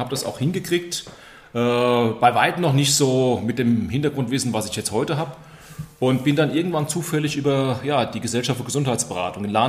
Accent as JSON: {"language": "German", "town": "Königstetten", "region": "Lower Austria", "country": "Austria", "tie": "born or raised there", "said": "Hier äh, in Königstetten, wo ich aufgewachsen bin"}